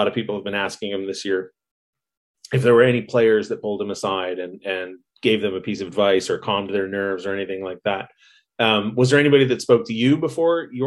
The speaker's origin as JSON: {"language": "English", "region": "California", "country": "United States", "tie": "born or raised there", "said": "Growing up in California"}